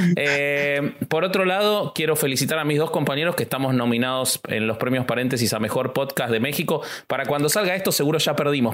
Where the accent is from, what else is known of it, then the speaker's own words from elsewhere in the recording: Argentina; soy argentino